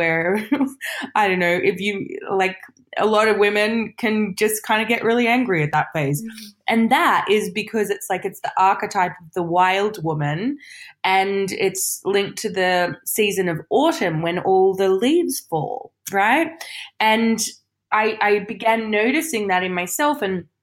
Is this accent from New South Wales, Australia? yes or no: yes; Sydney, New South Wales, Australia; moved away as an adult; now in United Kingdom; I grew up in Australia